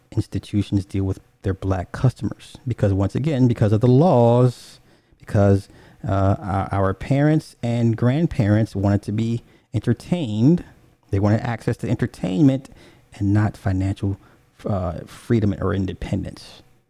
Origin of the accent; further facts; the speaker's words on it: California, United States; I'm from the Bay.